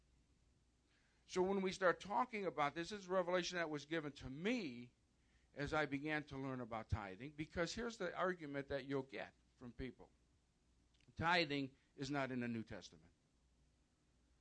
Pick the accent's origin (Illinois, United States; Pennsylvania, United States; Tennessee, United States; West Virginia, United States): Illinois, United States; outside of Chicago; I was born and raised outside of Chicago, Catholic.